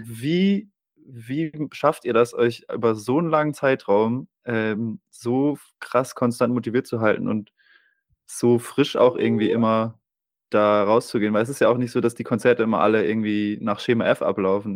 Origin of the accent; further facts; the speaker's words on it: Germany; now in Osnabrück, Germany; Ich komme ja hier aus der Gegend, ähm, ja. ich wohne in Osnabrück